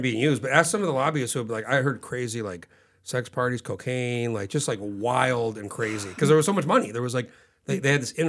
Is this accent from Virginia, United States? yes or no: no; New Mexico, United States; I grew up in New Mexico when I was a kid.